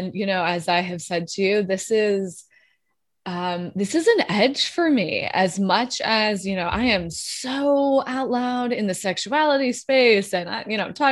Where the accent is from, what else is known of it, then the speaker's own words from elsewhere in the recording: Wyoming, United States; moved away as an adult; also born or lived in South Carolina / New York; now in Los Angeles, United States; I was born in Wyoming. So it's like, you can imagine a woman who comes from like conservative Wyoming roots